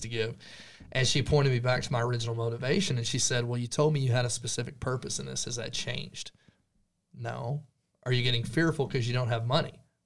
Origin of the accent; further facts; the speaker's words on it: Stinnett, Texas, United States; now in Amarillo, United States; I grew up here in the Texas Panhandle, about fifty miles away from Amarillo, little small town called Stinnett